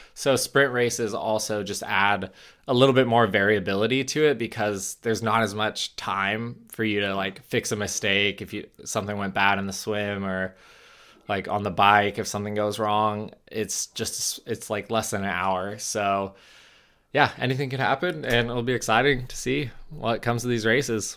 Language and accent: English; United States; As an American